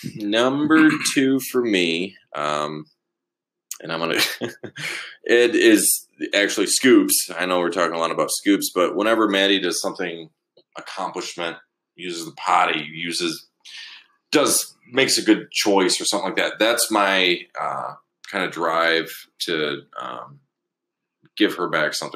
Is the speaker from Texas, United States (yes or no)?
no; Alpena, Michigan, United States; also born or lived in Beaver Island, Michigan; we moved over here when I was in second grade